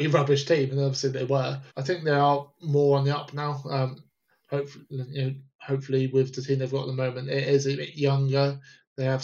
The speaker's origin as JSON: {"language": "English", "country": "United Kingdom", "said": "we are all British"}